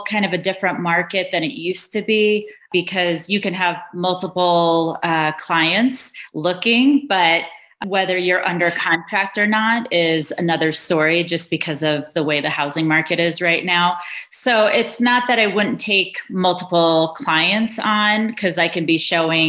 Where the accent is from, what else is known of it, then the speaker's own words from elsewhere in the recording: New York City, New York, United States; moved away as an adult; also born or lived in Brooklyn; now in Colorado, United States; I grew up in New York City. I was born in Brooklyn